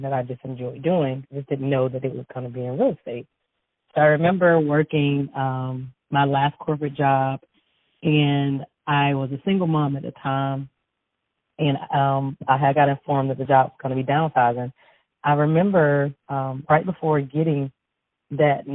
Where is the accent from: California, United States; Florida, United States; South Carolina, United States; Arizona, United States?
South Carolina, United States; Newberry; I'm originally from Newberry, South Carolina. And I went to Newberry High, graduated from Newberry